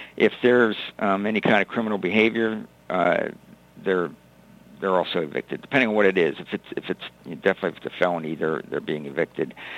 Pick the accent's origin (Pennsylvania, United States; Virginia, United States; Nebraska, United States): Pennsylvania, United States; North Huntington; also born or lived in McKeesport, Pennsylvania; I grew up in North Huntington um, from the Westmoreland County area